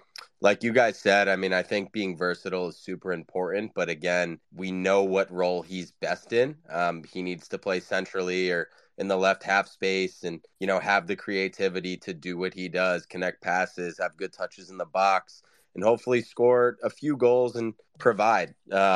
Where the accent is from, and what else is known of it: United States